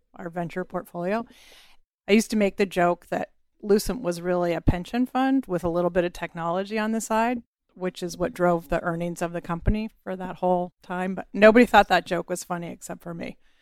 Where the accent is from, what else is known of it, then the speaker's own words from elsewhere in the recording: Bay Area, California, United States; moved away as an adult; also born or lived in Boston; I'm from the Bay Area